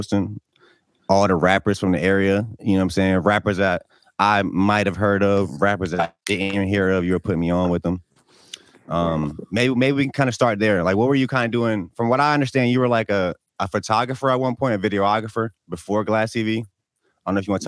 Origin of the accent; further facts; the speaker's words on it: Newport News, Virginia, United States; I live in Newport News too.